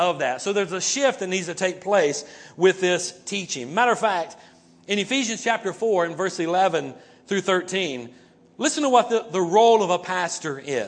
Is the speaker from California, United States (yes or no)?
no; North Carolina, United States; That's my home state